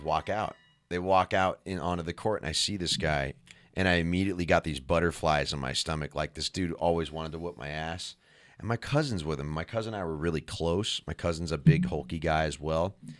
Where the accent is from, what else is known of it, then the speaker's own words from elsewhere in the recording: San Jose, California, United States; We're all from San Jose, California